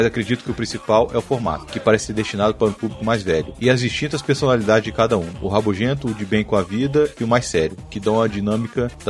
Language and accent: Portuguese; São Paulo, Brazil; sou de São Paulo, tenho 32 anos, casado e pai de um pequeno grande garoto